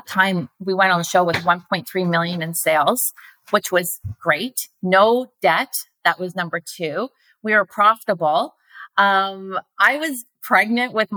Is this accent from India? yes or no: no; Canada; my hometown